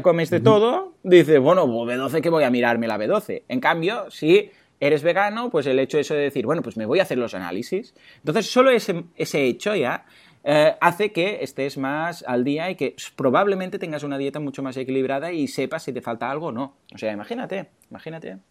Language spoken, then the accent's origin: Spanish; Mataró, Catalonia, Spain; no soy de Barcelona, de Mataró